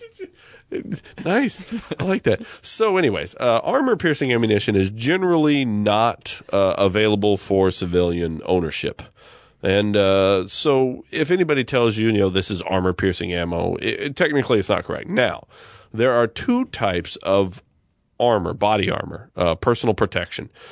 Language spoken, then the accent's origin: English; United States; I'm American